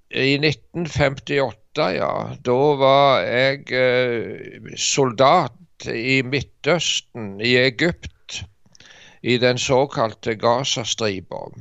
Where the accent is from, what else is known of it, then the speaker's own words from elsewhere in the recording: Norway; also born or lived in Dirdal, Norway; vi er tre stykker fra Norge